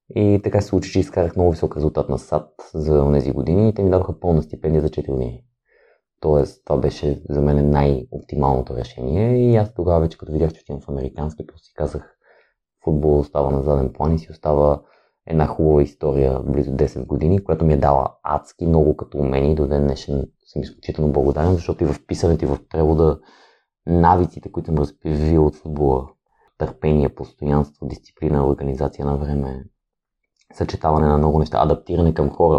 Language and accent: Bulgarian; Kyustendil, Kyustendil Province, Bulgaria; moved away; also born or lived in Sofia; Аз съм родом от Кюстендил, там съм израснал